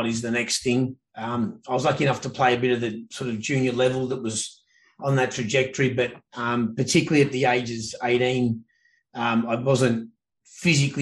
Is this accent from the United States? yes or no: no; Victoria, Australia; moved away as an adult; now in Canada; Grew up in a town called Bonfaggi, tiny southeast corner of the mainland, about as south as you can get. And then south of that is Tasmania